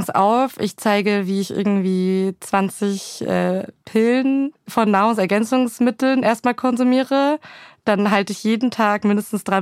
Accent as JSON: {"language": "German", "town": "Pegnitz", "region": "Bavaria", "country": "Germany", "tie": "born or raised there", "said": "Oh, es ist eine sehr kleine Stadt. Ich hoffe, die Leute sind da jetzt nicht diskriminiert, aber es ist eine Stadt, die heißt Pegnitz. Es gibt einen Fluss, der heißt Pegnitz."}